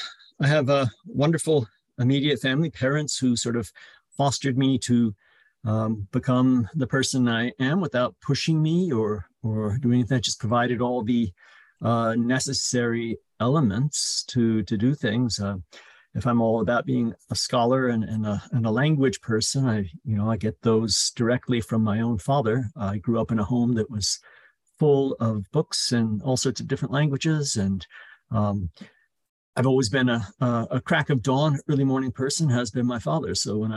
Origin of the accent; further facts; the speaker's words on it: Chicago, Illinois, United States; born there; also born or lived in Italy / England; I was born in Chicago, but we moved to Italy and then England when I was a little child, and then back to America